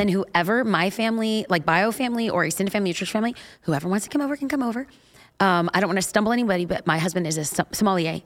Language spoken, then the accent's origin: English; California, United States; we're from California